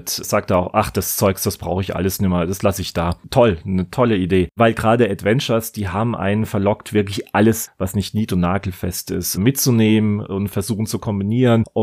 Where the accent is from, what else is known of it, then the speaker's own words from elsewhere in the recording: Ludwigshafen, Rhineland-Palatinate, Germany; Meine Heimatstadt heißt immerhin nach eurem großen König Ludwig I., also Ludwigshafen lässt grüßen.